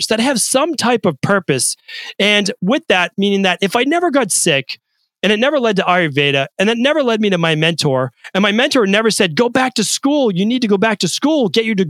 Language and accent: English; Medford, Massachusetts, United States; as a kid growing up in Medford, Massachusetts